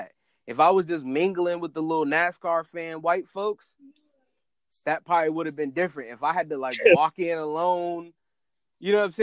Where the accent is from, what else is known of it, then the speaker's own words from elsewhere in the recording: North Carolina, United States; I'm like from North Carolina